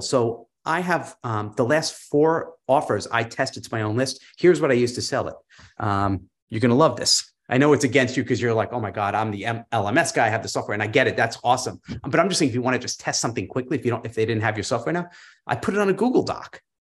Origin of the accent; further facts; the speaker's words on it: New York, United States; moved away; I'm a New Yorker originally